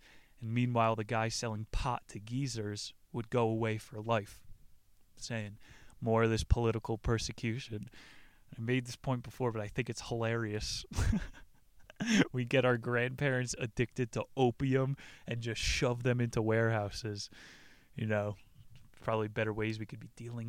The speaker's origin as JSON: {"language": "English", "region": "New Jersey", "country": "United States", "tie": "born or raised there", "said": "my home state, New Jersey"}